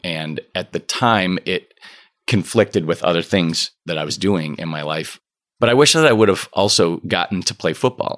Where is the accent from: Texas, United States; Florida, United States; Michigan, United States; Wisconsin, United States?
Michigan, United States; Okemos; I grew up in Okemos, right by East Lansing